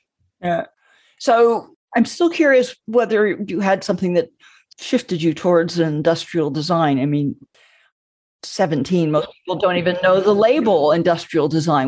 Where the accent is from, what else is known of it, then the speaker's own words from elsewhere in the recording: Southern California, United States; my brother and I grew up in Southern California